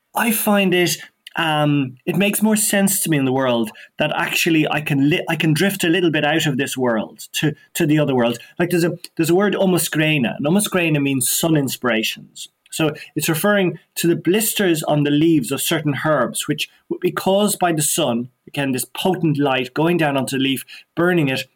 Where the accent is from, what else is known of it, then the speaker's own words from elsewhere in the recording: Dublin, Leinster, Ireland; also born or lived in West Kerry; I was born and brought up in Donnybrook, in Dublin, the heart of Dublin